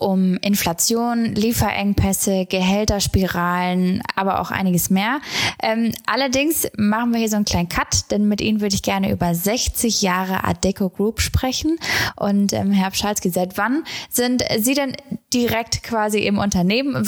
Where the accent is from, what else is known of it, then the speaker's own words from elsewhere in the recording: Gelsenkirchen, North Rhine-Westphalia, Germany; ich komme aus Gelsenkirchen